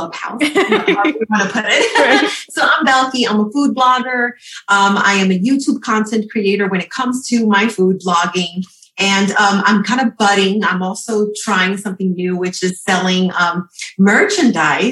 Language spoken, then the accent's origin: English; New York, United States; I'm from New York.